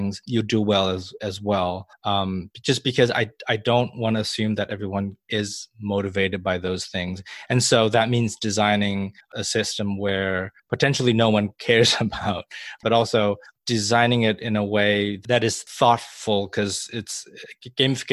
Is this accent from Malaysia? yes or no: yes; Malaysia; moved away; when I grew up in Malaysia, I had attended a British school